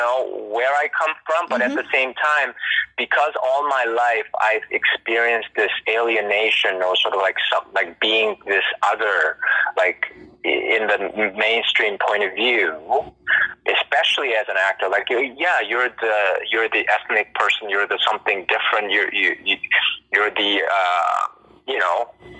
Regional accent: Toronto, Ontario, Canada; living and growing up and living in Toronto

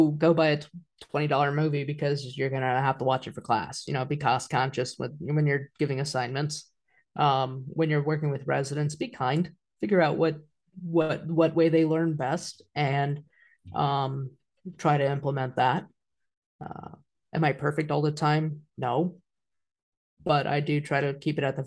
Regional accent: Wichita, Kansas, United States; I ended up staying in Wichita, my hometown

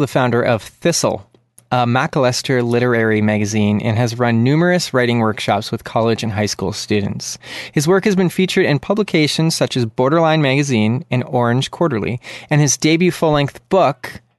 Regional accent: Canada; from Canada

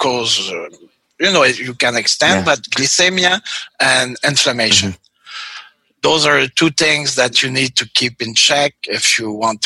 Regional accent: Canada; moved away; also born or lived in Mexicali, Mexico; Being Canadian

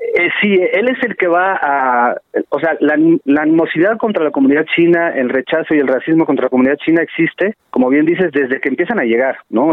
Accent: Mexico; los mexicanos cuando cuando estudiamos la historia de México

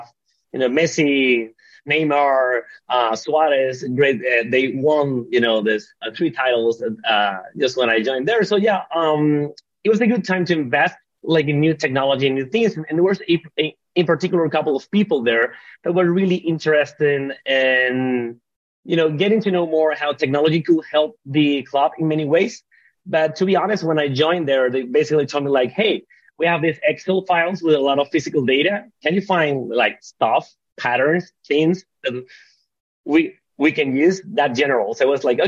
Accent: Venezuela; moved away as an adult; now in Barcelona, Spain; I was born and raised in Venezuela

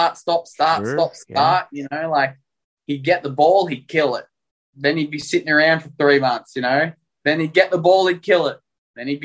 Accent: Melbourne, Victoria, Australia; moved away as an adult; Born and raised in Melbourne.

